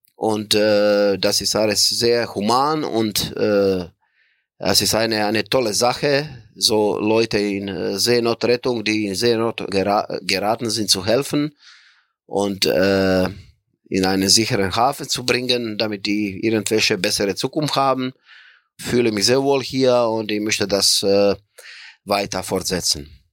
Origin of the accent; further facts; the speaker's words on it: Croatia; moved away as an adult; also born or lived in Bremen, Germany; ich komme aus Kroatien